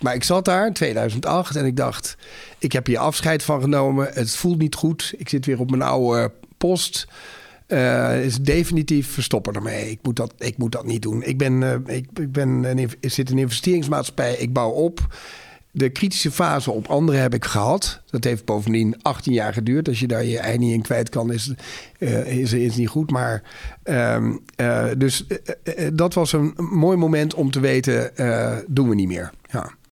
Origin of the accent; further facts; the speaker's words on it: Netherlands; als Nederlander ben ik sowieso al trots